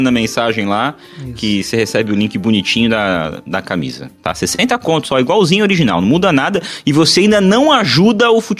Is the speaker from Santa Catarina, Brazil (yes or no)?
no; São Paulo, Brazil; É, é de Pirituba é de onde eu cresci.